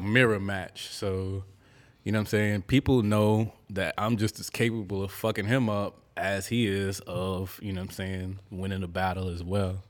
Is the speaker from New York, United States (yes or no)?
yes; New York City, New York, United States; moved away; I'm a true thoroughbred Bronx native